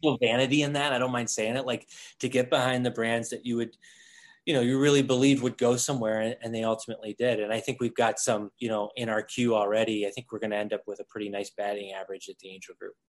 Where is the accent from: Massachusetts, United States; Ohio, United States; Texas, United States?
Ohio, United States; Toledo; moved away as an adult; also born or lived in Boulder, Colorado; moved back to the Midwest, oh, Toledo, Ohio, um, where I was born and raised.